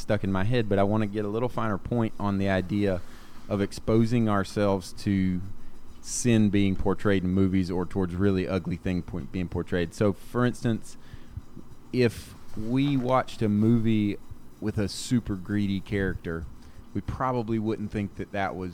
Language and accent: English; the South, United States; accent: Southern; My Southern accent